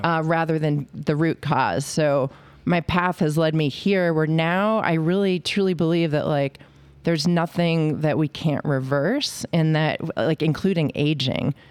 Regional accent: New England, United States; moved away as an adult; also born or lived in Cornell; now in Victor, Idaho, United States; I started out in a, you know, Catholic family growing up in New England

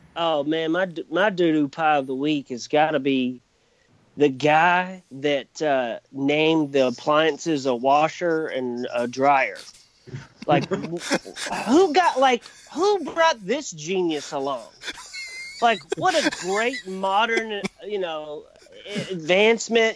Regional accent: Kentucky, United States; born and raised in Kentucky, probably going to die here.

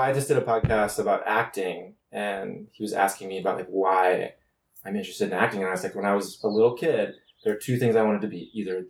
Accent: St. Louis, Missouri, United States; moved away; So I'm from St. Louis, Missouri, so it's like you don't know a lot of models growing up in the Midwest

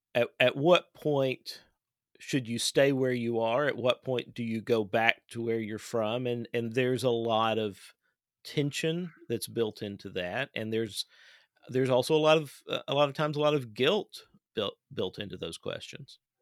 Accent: Clay County, Kentucky, United States; I live in Kentucky and I'm from Kentucky and, um, my, uh, parents still live on the farm where I grew up

